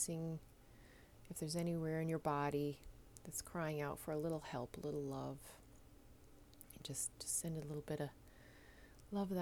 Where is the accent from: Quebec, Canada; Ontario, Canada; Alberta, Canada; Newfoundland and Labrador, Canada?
Newfoundland and Labrador, Canada; moved away as an adult; now in Netherlands; I am a Newfoundlander, a Canadian as well, of course, coming to you from a city just south of Amsterdam in the Netherlands